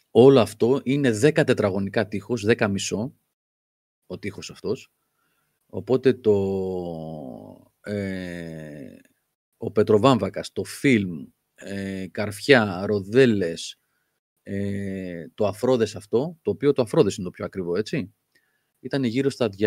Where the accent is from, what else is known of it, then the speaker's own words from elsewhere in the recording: Crete, Greece; Είμαι από την Κρήτη και εγώ είχα γαϊδουράκι